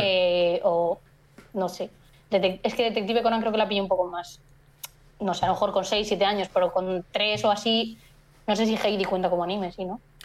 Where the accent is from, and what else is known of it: Galicia, Spain